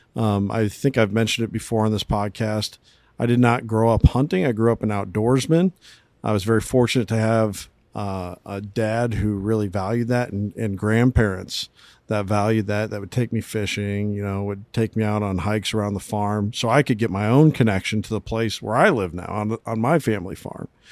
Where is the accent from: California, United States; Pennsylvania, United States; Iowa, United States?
Iowa, United States; South Central; we are from Iowa, central Iowa. I guess we'd really kinda say South Central Iowa